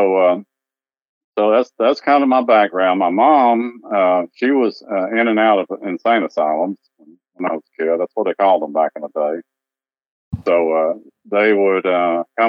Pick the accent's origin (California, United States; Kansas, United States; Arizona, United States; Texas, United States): Texas, United States; Dallas; also born or lived in Tyler, Texas; I grew up in Dallas. I grew up in the Oak Cliff section of Dallas